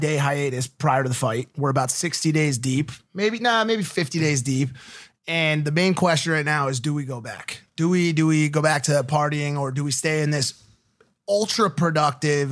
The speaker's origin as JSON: {"language": "English", "country": "United States", "said": "we're from America"}